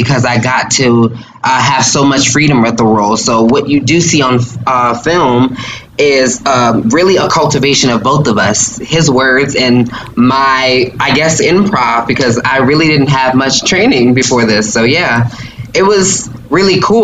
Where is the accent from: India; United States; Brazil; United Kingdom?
United States; Louisiana; I'm from Louisiana. We love spicy